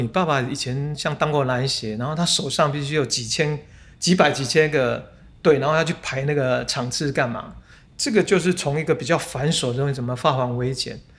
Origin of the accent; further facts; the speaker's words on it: Taipei, Taiwan; 其实我们都是在台北几乎生活长大